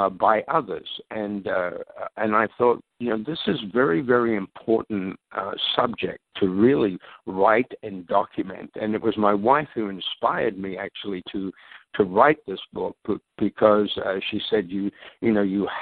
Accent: Australia; moved away as an adult; also born or lived in London, England; now in Minnesota, United States; actually born in London, England, but my parents emigrated to Australia when I was 9 years of age, so I grew up in Australia.

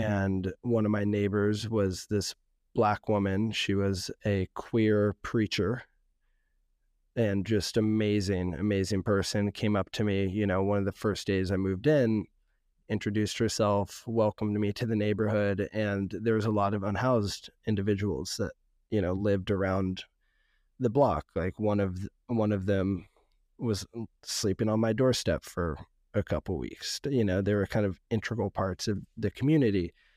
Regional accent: San Francisco, California, United States; also born or lived in West Oakland; growing up in San Francisco

